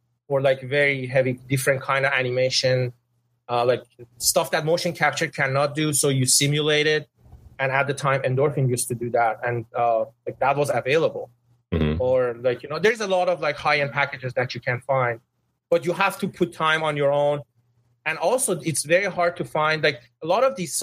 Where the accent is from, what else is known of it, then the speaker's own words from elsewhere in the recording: Tehran, Tehran Province, Iran; English is a second language; moved away as an adult; now in San Francisco Bay Area, United States; I come from Tehran. Tehran is a very big, like you know, city